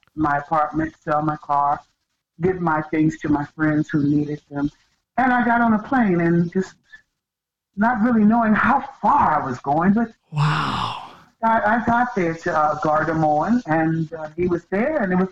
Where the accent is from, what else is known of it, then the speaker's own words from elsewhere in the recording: Los Angeles, California, United States; moved away as an adult; also born or lived in Spokane, Washington / Mysen, Norway; now in Bodø, Norway; I come from Los Angeles, California, borderline Compton, now which is the Compton School District, straight out of Compton.